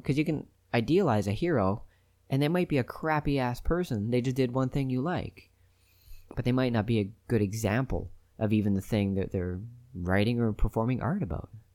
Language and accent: English; Canada; I'm Canadian